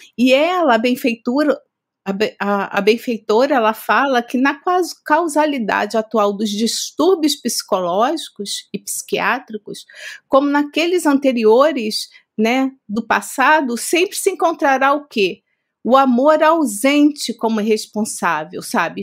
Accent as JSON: {"language": "Portuguese", "region": "Rio de Janeiro", "country": "Brazil", "moved": "as an adult", "lives_now": "São Paulo, Brazil", "said": "nós estamos aqui há três anos e meio em São Paulo, mas nós somos cariocas"}